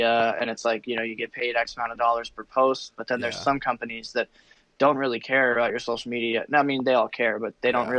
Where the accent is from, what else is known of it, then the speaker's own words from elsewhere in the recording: Telluride, Colorado, United States; born and raised in Telluride, so started out there